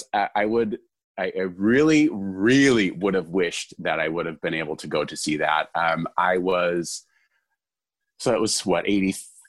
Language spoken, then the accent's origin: English; Lombard, Illinois, United States; I am from Lombard, Illinois. I moved around a bunch, but that was probably where I lived the longest.